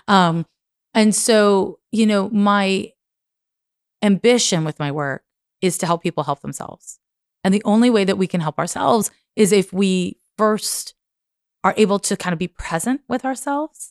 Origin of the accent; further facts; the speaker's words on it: Montreal, Quebec, Canada; I'm from Montreal